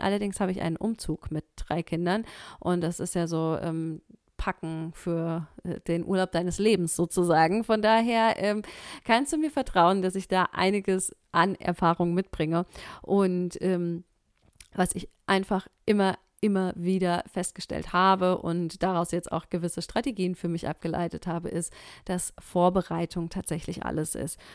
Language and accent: German; Germany; hier bei uns in Deutschland